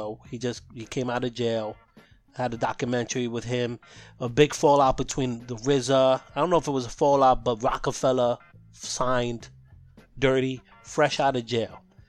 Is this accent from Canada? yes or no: yes; Canada; I'm Canadian